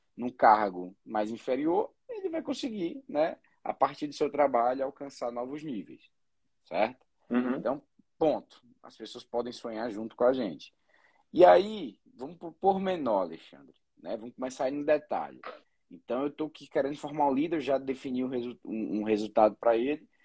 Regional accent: Ceará, Brazil; Eu sou cearense

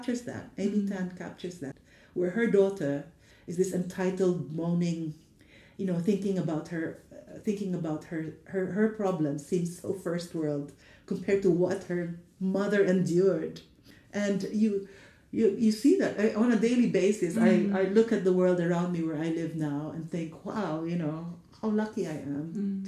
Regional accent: Philippines; moved away as an adult; now in England, United Kingdom; growing up in the Philippines

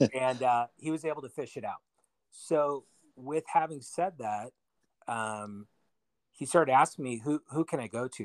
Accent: Bay Area, California, United States; I'm from the Bay Area in California

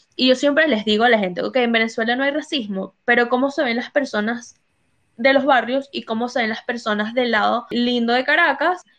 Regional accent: United States; moved away; also born or lived in Latin America; yo crecí en Estados Unidos

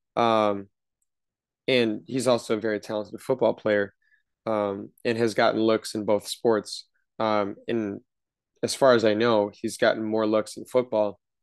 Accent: Wisconsin, United States; We grew up in Wisconsin

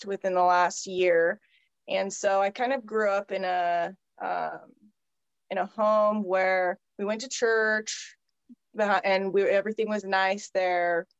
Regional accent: Soldotna, Alaska, United States; moved away as an adult; born and bred in Alaska, raised here

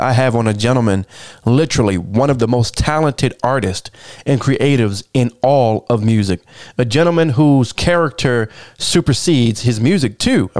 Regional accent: United States; I'm from the Chesapeake Bay

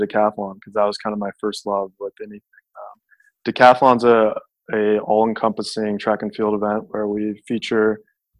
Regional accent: Las Vegas, Nevada, United States; moved away; I'm from Las Vegas

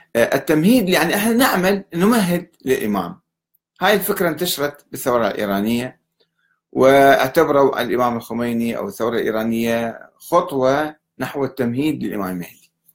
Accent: Iraq; عندنا بالعراق

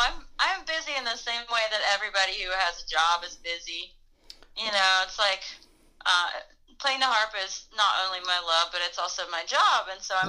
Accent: Asheville, North Carolina, United States; also born or lived in Cleveland County, North Carolina; now in Los Angeles, United States; I grew up in Asheville when I was a child. And then we moved to Cleveland County, in 1991, when I was 11.

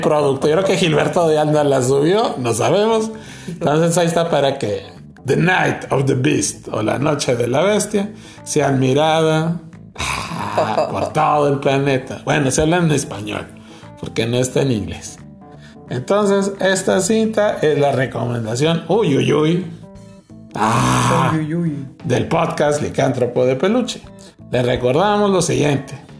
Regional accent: Nuevo León, Mexico; somos originarios de Sanico Ranch, ah. en Nuevo León, la capital del cabrito

